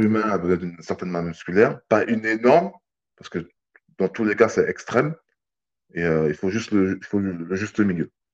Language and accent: French; French Guiana; je viens de la Guyane